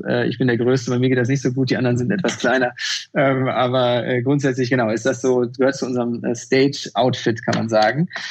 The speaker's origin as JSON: {"language": "German", "town": "Bochum", "region": "North Rhine-Westphalia", "country": "Germany", "tie": "born or raised there", "said": "Ich bin in Bochum aufgewachsen"}